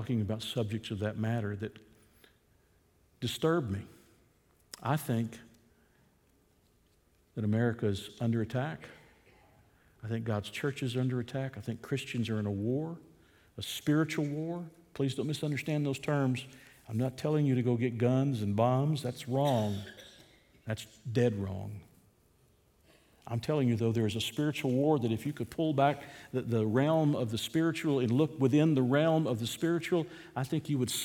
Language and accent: English; United States; as American citizens